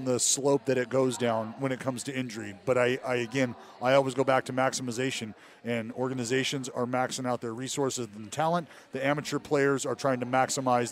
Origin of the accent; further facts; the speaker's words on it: Stockton, California, United States; also born or lived in Sacramento / Oakland; growing up in Stockton, going to junior college in Sacramento, eventually making my way back to Oakland